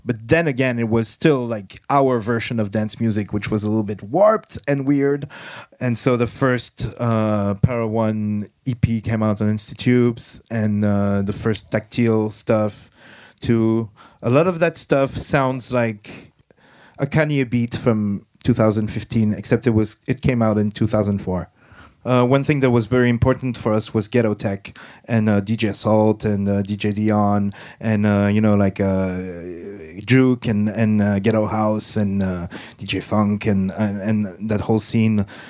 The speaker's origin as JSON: {"language": "English", "country": "France"}